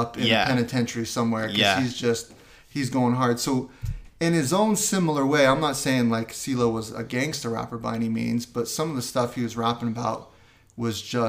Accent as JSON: {"language": "English", "town": "Atlanta", "region": "Georgia", "country": "United States", "tie": "born or raised there", "said": "I grew up LDS in Atlanta"}